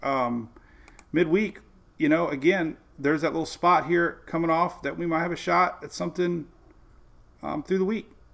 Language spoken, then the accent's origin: English; Oldsmar, Florida, United States; We're coming to you live from Oldsmar, Florida. It's my hometown, home of Mike's Weather Page